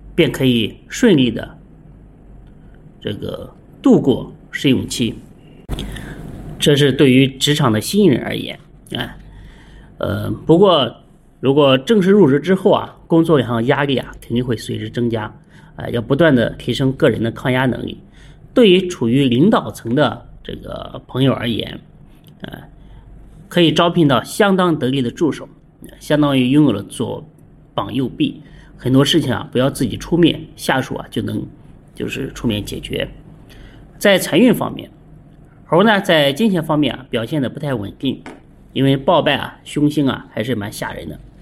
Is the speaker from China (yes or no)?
yes; China; 我们中国人